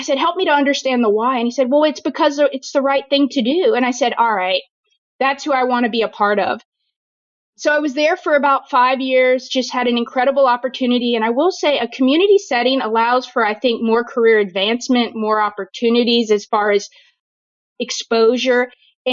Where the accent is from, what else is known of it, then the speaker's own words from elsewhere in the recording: New Orleans, Louisiana, United States; moved away; I am born and raised in New Orleans, Louisiana, trained in the Deep South